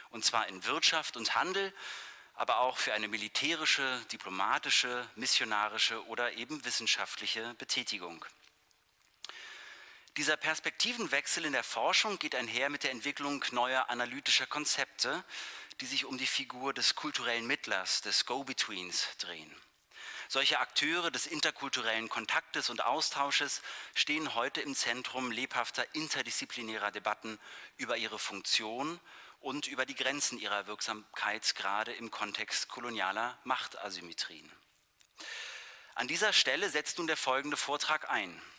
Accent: Berlin, Germany; born there; Ich freue mich sehr über diese Einladung nach Berlin, meine Geburtsstadt.

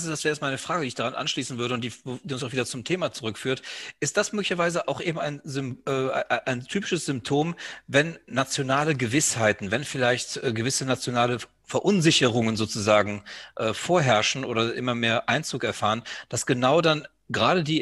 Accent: Greece; Und ich kann das ja als Grieche auch sagen, wenn Alexander der Große von plötzlich von anderen vereinnahmt wird, was dann einfach im Land los ist.

